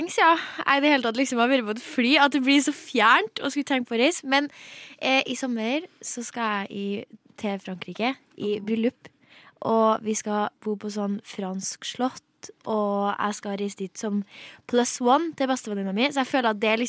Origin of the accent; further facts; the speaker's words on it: Trøndelag, Norway; jeg er jo trønder.